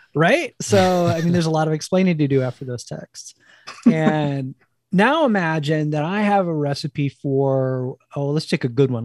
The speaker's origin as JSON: {"language": "English", "region": "New Jersey", "country": "United States", "tie": "born or raised there", "accent": "East", "moved": "yes", "said": "I'm originally from New Jersey"}